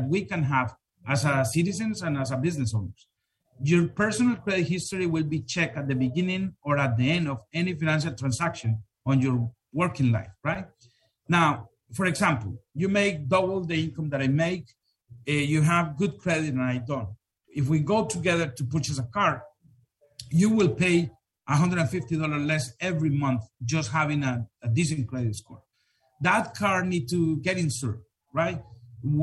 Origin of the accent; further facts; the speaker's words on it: Colombia; English is a second language; moved away as an adult; now in United States; I grew up in Colombia in a city that was hard hit for a volcano eruption back in 1985